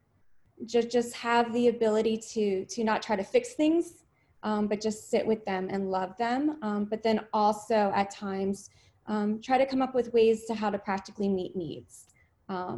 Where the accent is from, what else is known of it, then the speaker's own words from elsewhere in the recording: Maryland, United States; now in California, United States; I was born and raised in Maryland, but I definitely consider California home